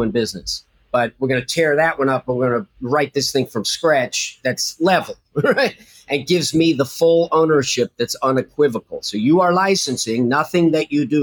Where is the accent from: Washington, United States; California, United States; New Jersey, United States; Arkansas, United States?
New Jersey, United States; I'm a kid from Jersey